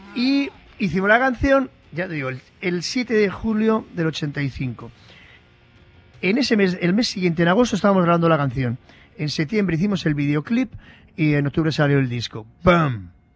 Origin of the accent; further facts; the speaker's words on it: Basque Country, Spain; ese fatalismo de los vascos